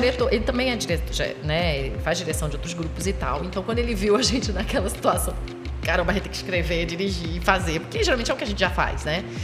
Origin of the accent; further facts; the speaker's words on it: Rio de Janeiro, Brazil; now in Pernambuco, Brazil; eu sou do Rio. É originalmente Rio de Janeiro, mas já nem sei mais o que, que eu sou aqui